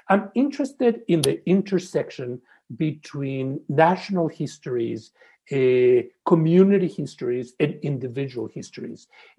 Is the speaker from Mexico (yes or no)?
yes; Mexico; When I was growing up in Mexico, we were told that marrying a Shiksa would be better than marrying a Shahata